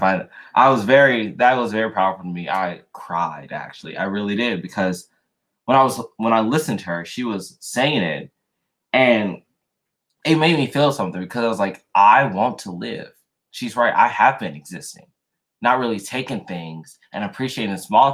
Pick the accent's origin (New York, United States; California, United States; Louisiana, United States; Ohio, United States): Louisiana, United States; moved away; I was born in Louisiana. So lived there, born and raised a little bit before I moved.